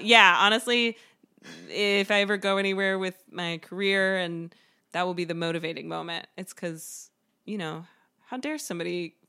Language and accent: English; the South, United States; I was raised in the South and there's manners and... You're nice and you try to help everybody.